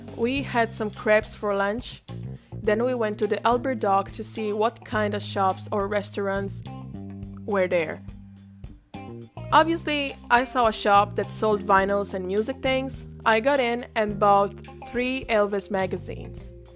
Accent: Italy; I come from Italy.

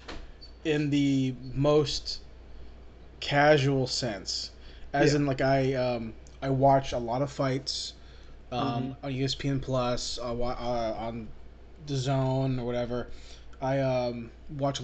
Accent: Philippines; I'm Filipino

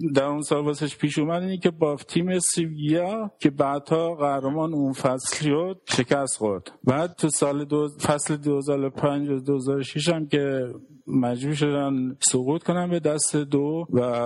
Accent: Iran; now in Germany; گفتم من ایرانی

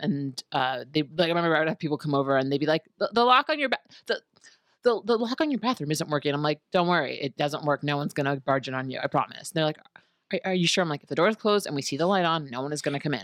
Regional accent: New York City, New York, United States; also born or lived in Manhattan; I stayed at home in my parents' house in college because I'm from New York City, I'm from Queens

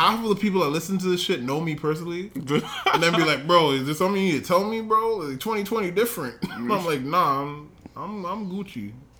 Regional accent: Canada; We're Canadian.

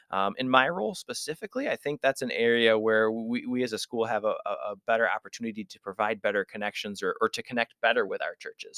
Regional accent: West Michigan, United States; also born or lived in Florida; I grew up here in West Michigan

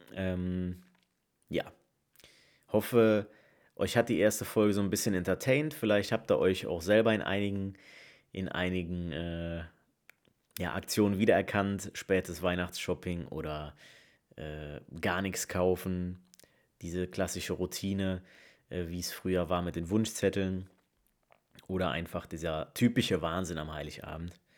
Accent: Leverkusen, North Rhine-Westphalia, Germany; moved away as an adult; now in Essen, Germany; komme gebürtig aus Leverkusen, wohne aber mittlerweile schon fast zwei Jahre im Ruhrgebiet, äh, im wunderschönen Essen

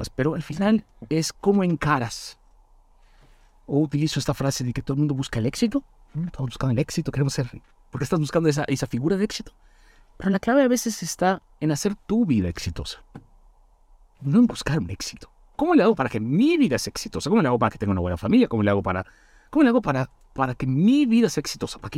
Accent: Mérida, Yucatán, Mexico; cuando yo me vine de Mérida a México

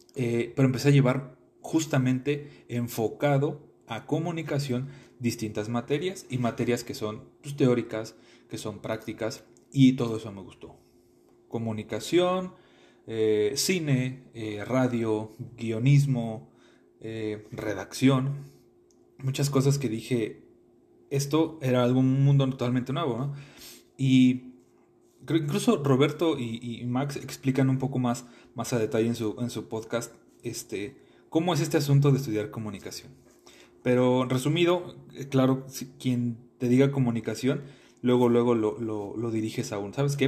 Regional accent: Mexico City, Mexico; moved away as an adult; now in Querétaro, Mexico; Yo soy originario de la Ciudad de México. Eh, nací un 6 de marzo de 1995 en la delegación Gustavo Madero

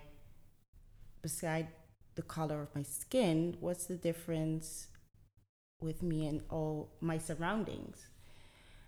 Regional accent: Delft, South Holland, Netherlands; a Ghanaian woman, born and raised in the Netherlands. I speak Dutch.

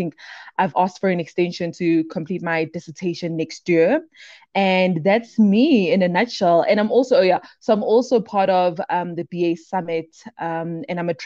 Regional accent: Brakpan, Gauteng, South Africa; also born or lived in Daveyton; I am from the East Rand, born and bred within South Africa, a little town in Brakpan. Then I grew up with my grandmother in the township called Daveyton

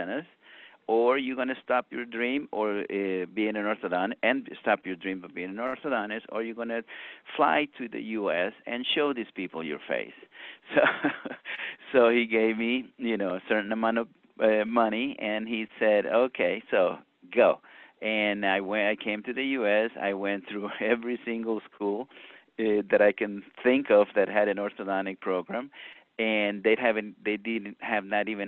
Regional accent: San Miguel, El Salvador; moved away as an adult; also born or lived in Brazil; I was born and raised in El Salvador in the city of San Miguel

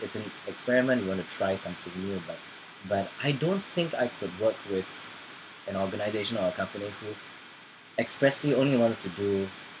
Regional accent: Singapore; our experience of being Singaporean.

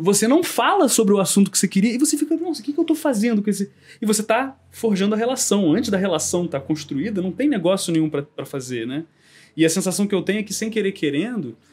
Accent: Brazil; a gente do Kung Fu, mesmo sendo brasileiro, mesmo sendo é, ocidental, mesmo não falando chinês

